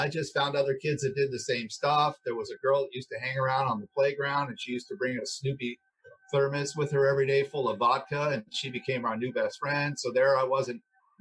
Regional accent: Los Angeles, California, United States; I grew up here in Los Angeles. I actually grew up in a motel over on La Cienega Boulevard

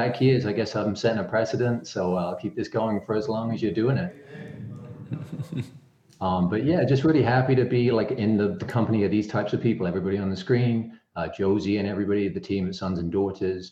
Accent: England, United Kingdom; moved away as an adult; now in Michigan, United States; back in my home country of England, so just very happy to have been here since 2008 here in Michigan

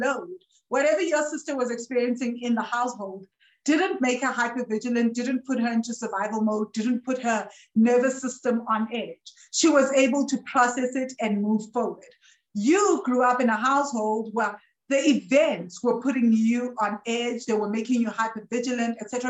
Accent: Johannesburg, Gauteng, South Africa; I grew up in Joburg and I didn't have money when I was growing up in Joburg.

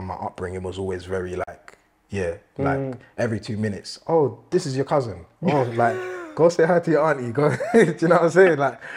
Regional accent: London, United Kingdom; I grew up in East Ham, in Newham

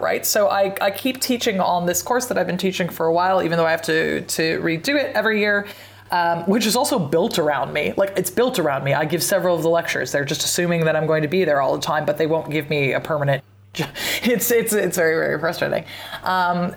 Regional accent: Pacific Northwest, United States; I'm from the Pacific Northwest

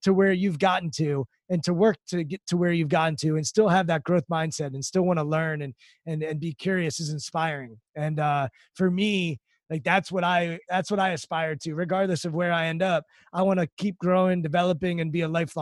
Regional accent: Maryland outside DC, United States; I grew up in Maryland outside DC

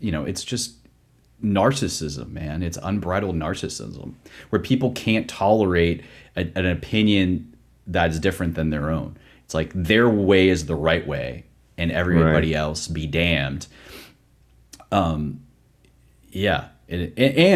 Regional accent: Pittsburgh, Pennsylvania, United States; now in Atlanta, United States; growing up in my hometown of Pittsburgh, Pennsylvania

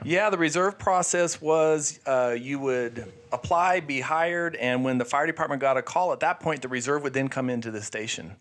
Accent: Sierra Vista, Arizona, United States; I grew up in Sierra Vista

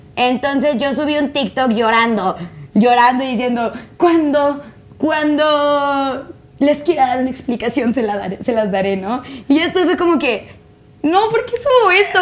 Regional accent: Tijuana, Baja California, Mexico; now in Mexico City, Mexico; Yo soy de Tijuana.

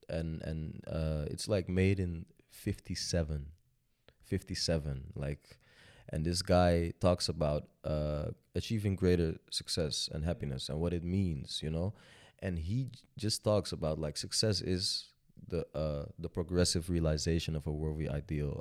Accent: Amstelveen, North Holland, Netherlands; also born or lived in Sudan; I grew up in Amstelveen, uh, which is a very nice neighborhood

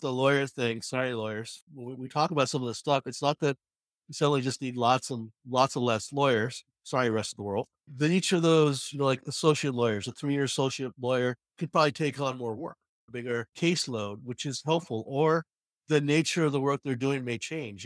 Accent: New York, United States; I'm from New York

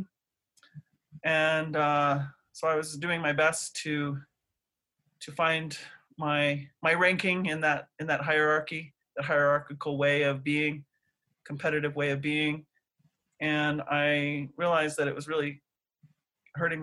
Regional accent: Albuquerque, New Mexico, United States; also born or lived in Stanford, California / Navajo Nation reservation / New Hampshire / France; But I was born and raised here in New Mexico. I started out in Albuquerque

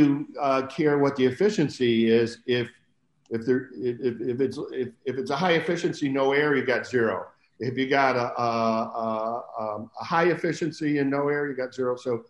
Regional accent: Buffalo, New York, United States; moved away; I came out from Buffalo, New York in 1971. And I got a job at Lawrence Berkeley Lab

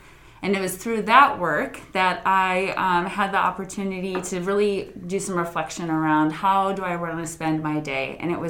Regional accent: Wisconsin, United States; now in Bend, United States; So I am from Wisconsin originally

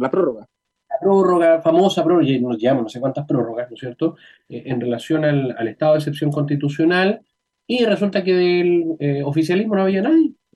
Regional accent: Chile

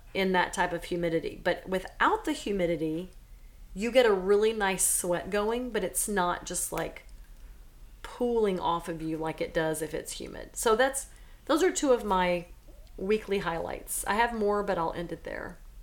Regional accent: Silsbee, Texas, United States; moved away; I grew up in Silsbee, Texas.

